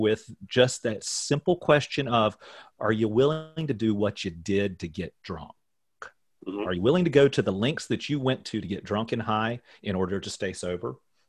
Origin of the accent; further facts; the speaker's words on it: Richmond, Virginia, United States; I'm from Richmond, Virginia.